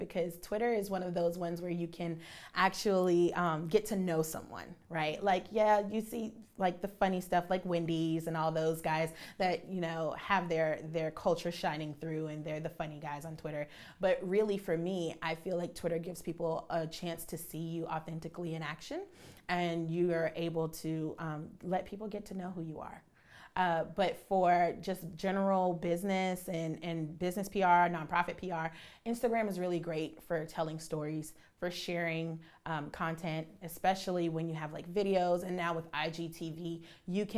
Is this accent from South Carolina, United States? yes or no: yes; Charleston, South Carolina, United States; I'm born and raised in Charleston, so WCSC is what my family watched